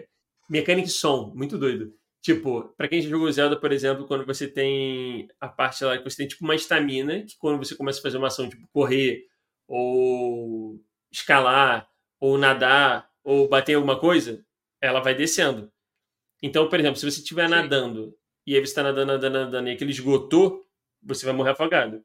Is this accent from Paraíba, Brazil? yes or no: no; Rio de Janeiro, Brazil; eu e Noelle, dois cariocas